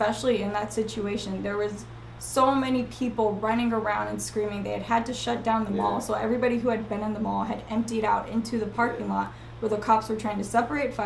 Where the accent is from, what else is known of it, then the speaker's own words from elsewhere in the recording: California, United States; also born or lived in Northeast US; We're all from California